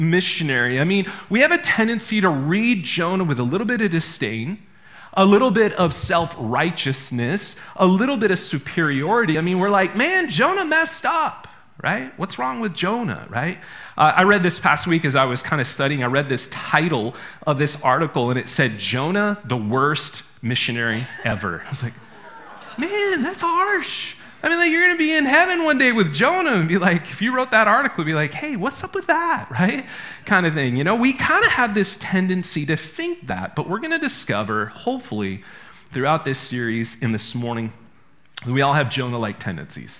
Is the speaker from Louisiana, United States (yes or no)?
no; Maine, United States; I'm from Maine.